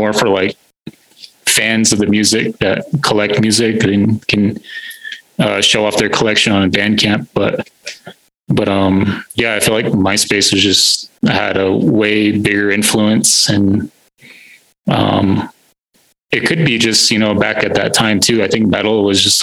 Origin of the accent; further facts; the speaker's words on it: Holbrook and Winslow area, Arizona, United States; I grew up around the Holbrook and Winslow area